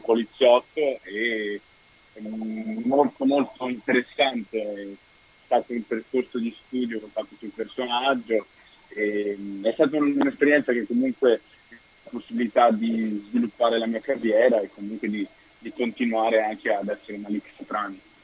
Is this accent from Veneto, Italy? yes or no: yes; Vicenza, Veneto, Italy; also born or lived in Dominican Republic / Rome / London; io sono arrivato qui che avevo due anni e mezzo, sono cresciuto a Vicenza